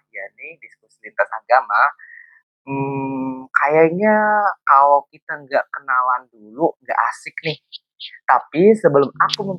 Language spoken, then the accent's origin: Indonesian; Serang, Banten, Indonesia; now in Malaysia; aku asli dari Serang Banten.